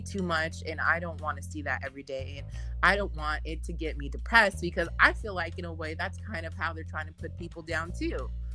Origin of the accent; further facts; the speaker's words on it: United States; being in America, being an American